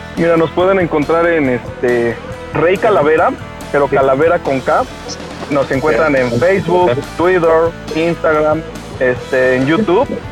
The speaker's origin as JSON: {"language": "Spanish", "town": "Tulancingo", "region": "Hidalgo", "country": "Mexico", "said": "de la gente de aquí de, donde somos de Tulancingo"}